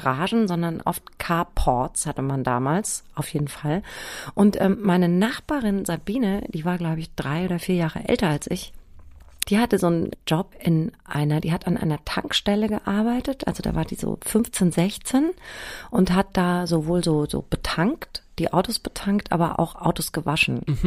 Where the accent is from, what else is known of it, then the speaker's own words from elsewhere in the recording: Germany; ich bin ja im Spessart aufgewachsen, ne, auf so einem Dorf.